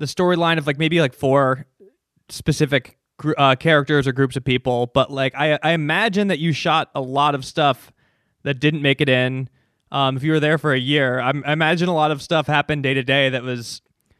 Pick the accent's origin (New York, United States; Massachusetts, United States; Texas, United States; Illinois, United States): Illinois, United States; Chicago; also born or lived in Florida; I'm from Chicago.